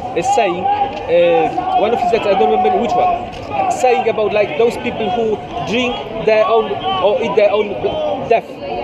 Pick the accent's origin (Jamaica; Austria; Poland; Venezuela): Poland; From Poland.